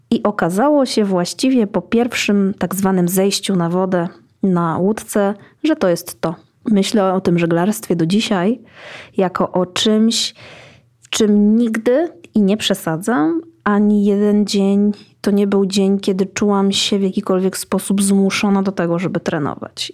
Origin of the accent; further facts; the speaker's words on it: Iława, Warmian-Masurian Voivodeship, Poland; Urodziłam się w Iławie.